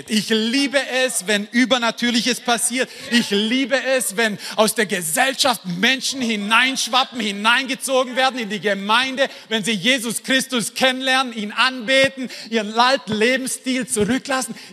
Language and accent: German; Esslingen, Baden-Württemberg, Germany; ich bin aus Esslingen, aus dem Schwabenland.